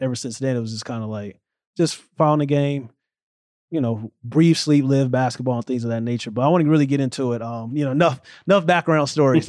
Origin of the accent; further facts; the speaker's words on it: St. Louis, Missouri, United States; moved away as an adult; now in New Jersey, United States; growing up in Saint Louis, Missouri